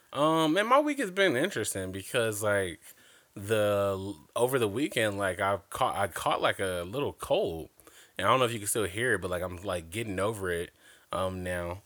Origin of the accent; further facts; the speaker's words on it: Compton, California, United States; I grew up in L A, so all of L A, well, I grew up in Compton to be exact